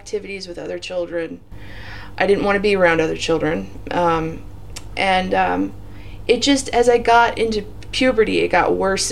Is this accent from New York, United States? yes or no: no; Torrance, California, United States; also born or lived in San Diego County, California; now in San Diego, United States; I'm from Torrance, California. I was born there in 1978, and we lived there until I was 35